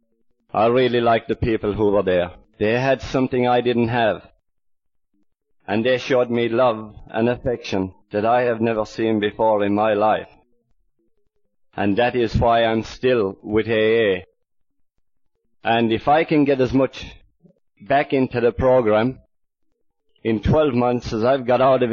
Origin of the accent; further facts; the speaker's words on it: Ireland; now in Australia; I'm more of an Aussie than I am an Irishman. I've been out here about 23 years